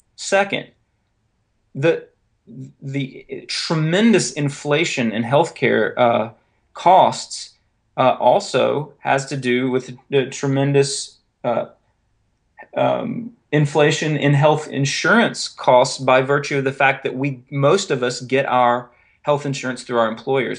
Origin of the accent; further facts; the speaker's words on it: North Carolina, United States; moved away; also born or lived in Raleigh, North Carolina; you might have noticed the accent by now. I'm originally from North Carolina